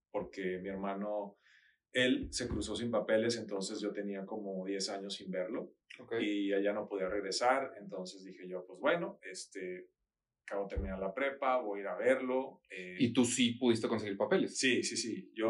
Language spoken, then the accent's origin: Spanish; Culiacán, Sinaloa, Mexico; moved away as an adult; also born or lived in Mazatlán, Mexico / United States; En Mazatlán, eh, yo nací y después al tercero de primaria nos tuvimos que ir a Culiacán.